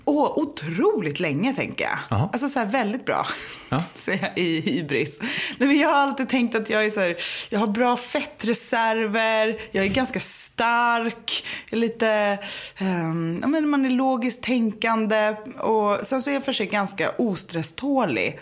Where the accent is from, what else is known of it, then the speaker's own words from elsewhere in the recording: Gothenburg, Västra Götaland, Sweden; now in Stockholm, Sweden; jag är uppvuxen i Göteborg med konstnärsföräldrar